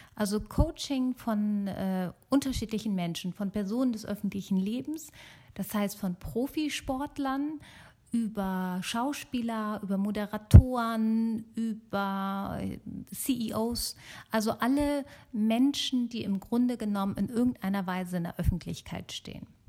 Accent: Germany; also born or lived in Italy; ich bin gebürtige äh, Italienerin, aber in Deutschland geboren und aufgewachsen

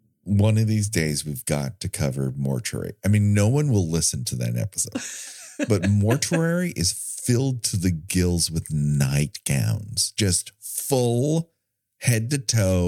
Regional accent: California, United States; I'm from California

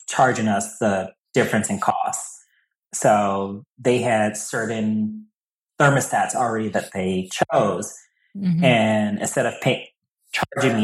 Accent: Milwaukee, Wisconsin, United States; moved away as an adult; now in New England, United States; I'm originally from Milwaukee

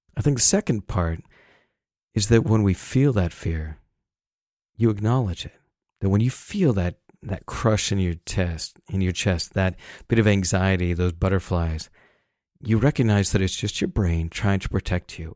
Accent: Salt Lake City, Utah, United States; I grew up in Salt Lake City

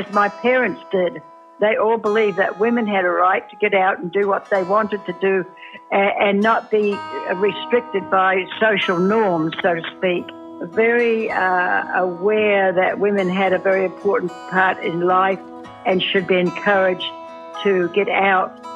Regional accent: New Zealand; also born or lived in Washington State, United States; now in Washington, United States; I come from New Zealand, but I'm also an American citizen living in Washington State

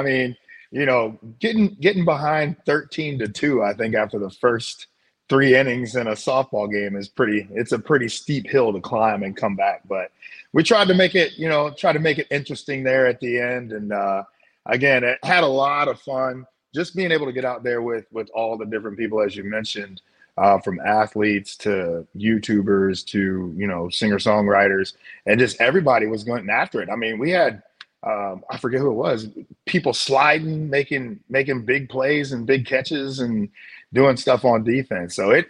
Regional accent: St. Louis, Missouri, United States; You know, having been grown up, born and raised in St. Louis, understanding what Cardinal fans are

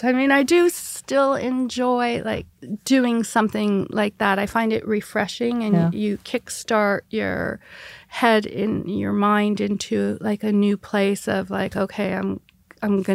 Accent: Canada; we grew up in Canada

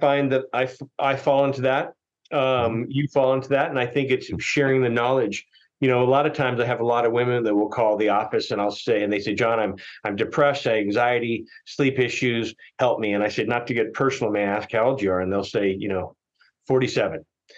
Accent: Tokyo, Japan; also born or lived in Philippines; I grew up over in Asia in Tokyo and also the Philippines.

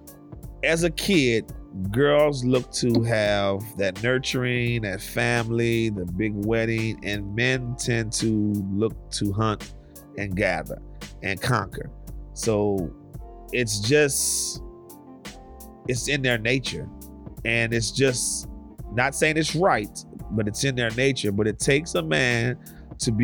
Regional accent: Louisiana, United States; I'm from Louisiana.

